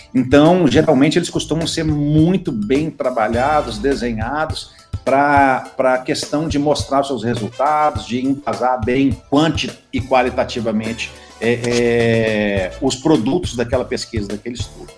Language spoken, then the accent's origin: Portuguese; Belo Horizonte, Minas Gerais, Brazil; moved away; also born or lived in Brasília; eu sou de Belo Horizonte, a minha família é, é enraigada em Belo Horizonte, minha tataravó já nasceu em Belo Horizonte.